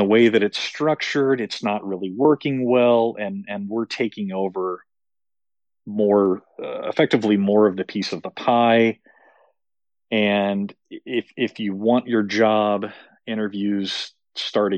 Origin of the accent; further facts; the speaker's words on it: Plano, Texas, United States; moved away; also born or lived in Denver, Colorado; growing up in Plano